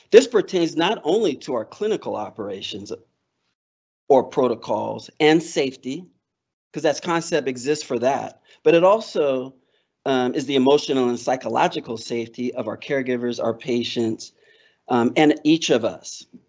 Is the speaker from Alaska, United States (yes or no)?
yes; Alaska, United States; I'm from Alaska. So we talk mosquitoes